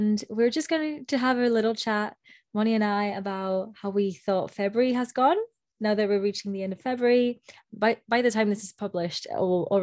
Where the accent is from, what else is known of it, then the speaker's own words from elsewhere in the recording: Spain; now in Scotland, United Kingdom; where we grew up in Spain was really rainy.